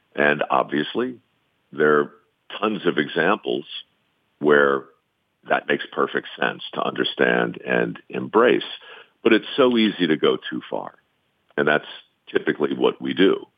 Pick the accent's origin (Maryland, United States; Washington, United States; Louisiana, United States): Maryland, United States; Baltimore; born or raised there